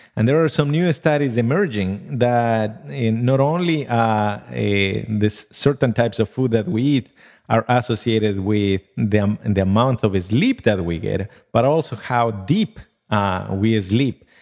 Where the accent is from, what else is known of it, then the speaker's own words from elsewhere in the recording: Ecuador; moved away; I come from outside, uh, this country, so I grew up in Ecuador.